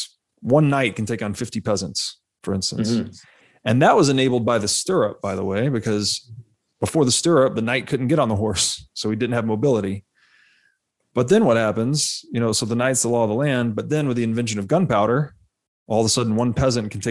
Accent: Tennessee, United States; moved away; I grew up in Tennessee originally

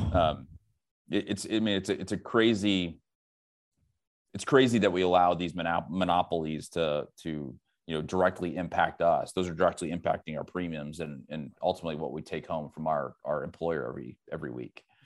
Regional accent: St. Louis, Missouri, United States; moved away; also born or lived in Silicon Valley / Dayton, Ohio; I'm from the Midwest, originally from Saint Louis

